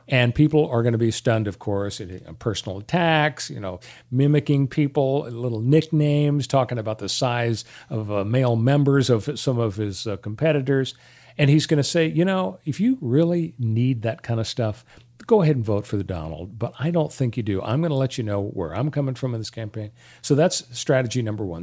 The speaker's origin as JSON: {"language": "English", "town": "Los Angeles", "region": "California", "country": "United States", "tie": "born or raised there", "said": "I grew up in Canoga Park"}